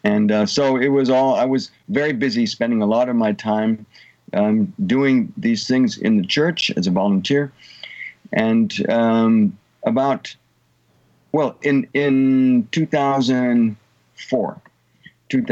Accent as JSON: {"language": "English", "country": "Germany", "tie": "born or raised there", "also_born_or_lived": "Munich, Germany / California, United States / Texas, United States", "moved": "as an adult", "lives_now": "Tulsa, United States", "said": "I was born in Munich, Germany, and mathematically I've spent about half of my life in Germany and half of my life in the United States. My early childhood in California"}